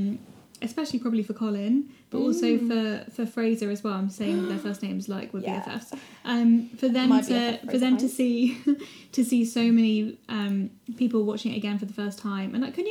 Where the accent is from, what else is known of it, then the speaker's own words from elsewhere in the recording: South of England, United Kingdom; accent: southern; We're too southern.